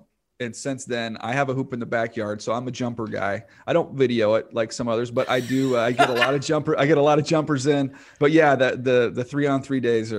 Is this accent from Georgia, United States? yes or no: no; Indiana, United States; born there; I was born in Indiana. Like, you can't be born in Indiana and not be a hoops guy.